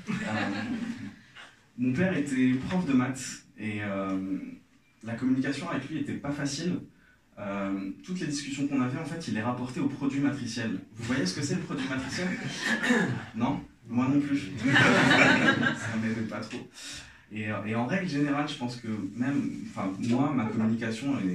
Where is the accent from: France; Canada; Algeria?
Algeria; Moi je suis algérien, euh, j'ai grandi en Algérie